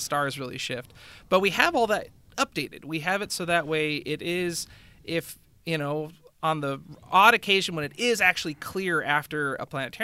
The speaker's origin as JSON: {"language": "English", "area": "Willamette Valley", "region": "Oregon", "country": "United States", "tie": "born or raised there", "said": "growing up in the Willamette Valley"}